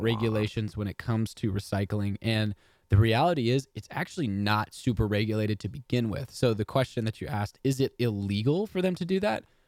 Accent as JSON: {"language": "English", "region": "Texas", "country": "United States", "said": "I'm from Texas and we pronounce everything wrong"}